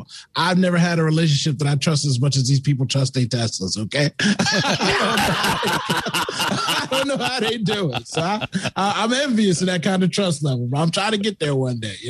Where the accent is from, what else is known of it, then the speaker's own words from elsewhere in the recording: New Jersey, United States; I'm from Jersey.